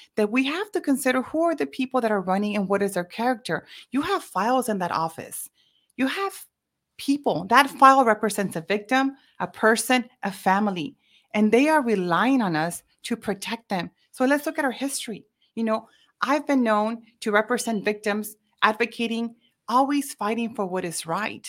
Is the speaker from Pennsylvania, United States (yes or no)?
no; Mission, Texas, United States; born and raised in Mission, Texas